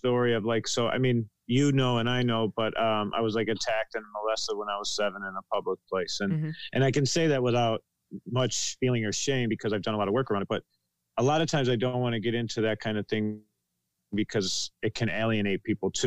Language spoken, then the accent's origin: English; Buffalo, New York, United States; I'm from Buffalo, New York